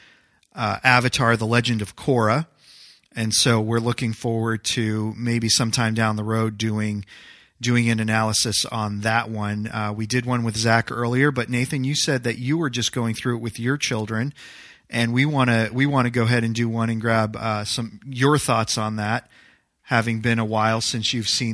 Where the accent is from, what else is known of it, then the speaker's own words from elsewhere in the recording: Loudon, New Hampshire, United States; also born or lived in Manchester, New Hampshire; We used to live in Manchester, New Hampshire, and we moved from Manchester, New Hampshire, 45 minutes away, to Loudoun, New Hampshire